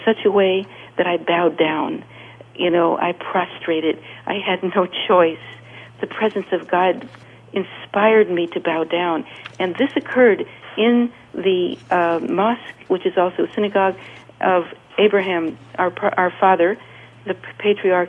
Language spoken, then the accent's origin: English; California, United States; moved away; from California